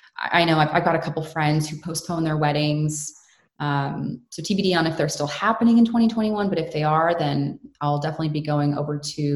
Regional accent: United States; born there; I was born in the States, and then I have Canadian through my parents.

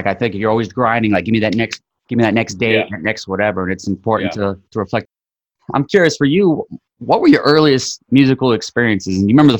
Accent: Scottsdale, Arizona, United States; I'm from Scottsdale, Arizona.

